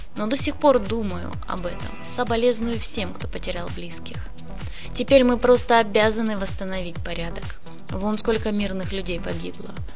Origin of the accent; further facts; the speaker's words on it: Zaporizhzhia, Zaporizhzhia Oblast, Ukraine; moved away as an adult; now in Mariupol, Ukraine; Я не отсюда родом, я из Запорожья. В Мариуполе живу уже 48 лет